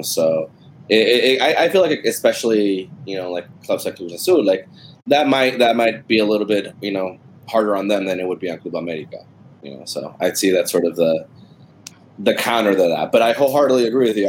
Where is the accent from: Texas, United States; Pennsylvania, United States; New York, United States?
Texas, United States; growing up in Texas